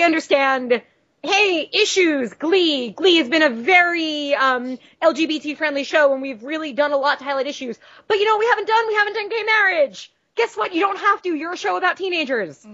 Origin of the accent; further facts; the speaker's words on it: Long Island, New York, United States; we're both from Long Island